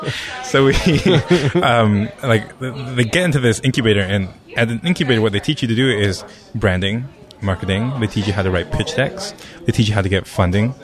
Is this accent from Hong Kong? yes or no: yes; Hong Kong; moved away; also born or lived in Japan; I'm a kid from Hong Kong